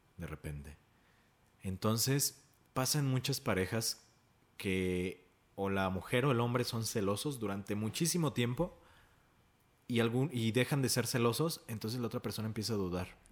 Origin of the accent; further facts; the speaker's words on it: Mexico; como sociedad mexicana